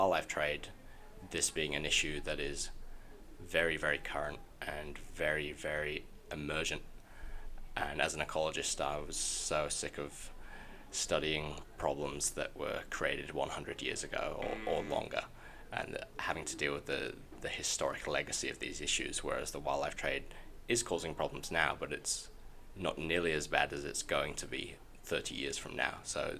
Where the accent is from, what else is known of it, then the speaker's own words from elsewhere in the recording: Yorkshire and the Humber, United Kingdom; now in Adelaide, Australia; So I moved to Adelaide from Yorkshire in the UK about 6 years ago.